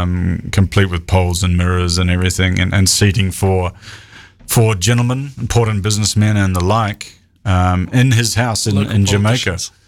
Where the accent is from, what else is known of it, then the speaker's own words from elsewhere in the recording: Waikato, New Zealand; Yeah, but I'm from Waikato.